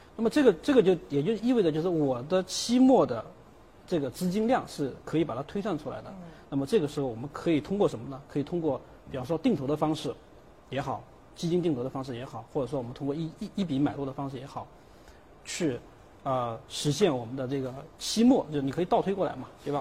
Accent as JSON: {"language": "Chinese", "country": "China", "said": "我们中国人"}